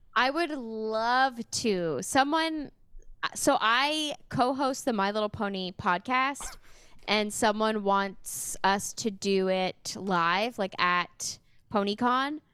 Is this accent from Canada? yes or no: yes; Sudbury, Ontario, Canada; also born or lived in Toronto; now in Windsor, Canada; I'm from Sudbury